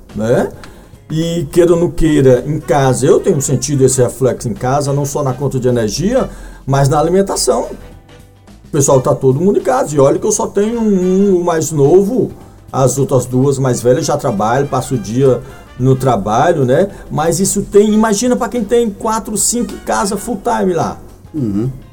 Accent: Brazil; nós brasileiros

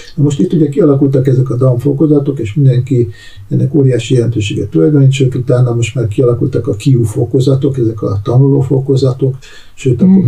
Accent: Hungary; én ugye Magyarországról jöttem

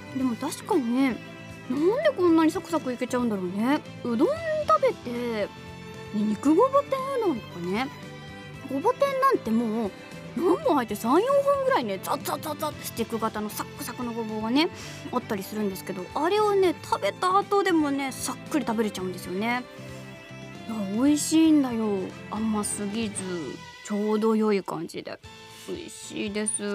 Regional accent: Kitakyushu, Fukuoka, Japan; born or raised there; moved away

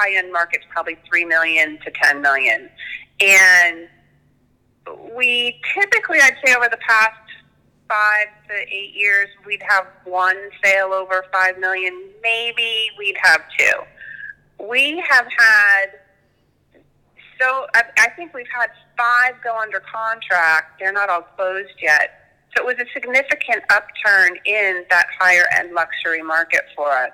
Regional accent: Connecticut, United States; moved away; I'm actually from the Northeast in Connecticut, right outside of New York City.

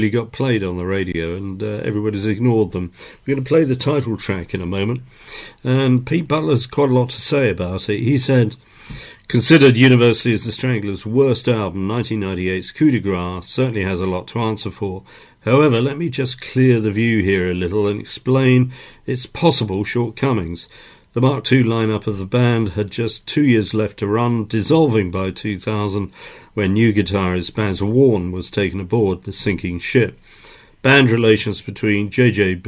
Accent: England, United Kingdom; we're English

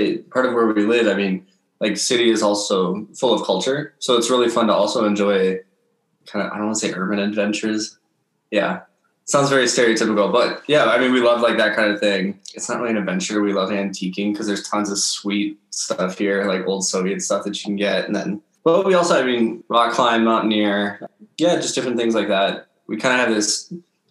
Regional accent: Minnesota, United States; moved away as an adult; also born or lived in Wisconsin; I grew up in Minnesota. Most of my life was spent there. I was actually born in Wisconsin.

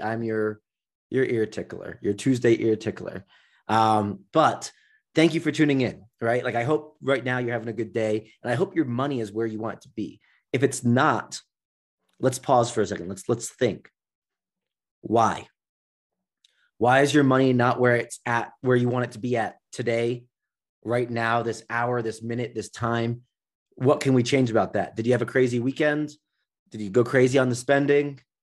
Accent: Nigeria; I'm from Nigeria

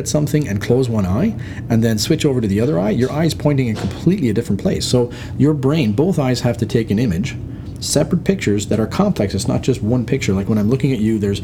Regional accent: Ireland; moved away; also born or lived in United Kingdom / Waterloo, Canada; I'm Irish

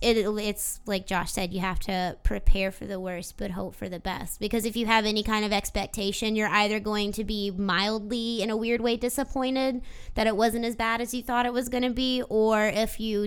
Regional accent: Mississippi, United States; moved away; when we were driving through my hometown trying to leave Mississippi

